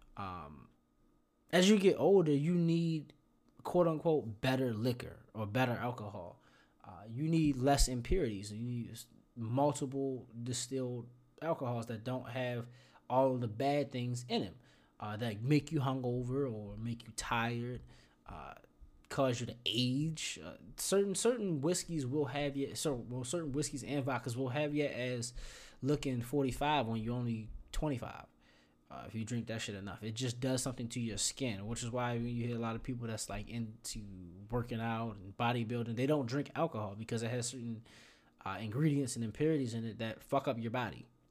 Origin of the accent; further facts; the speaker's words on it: Baltimore, Maryland, United States; moved away; I'm from Baltimore